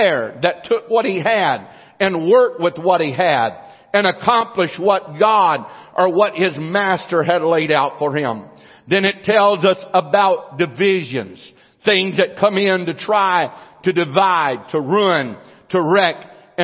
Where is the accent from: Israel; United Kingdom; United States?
United States; I was born in the United States of America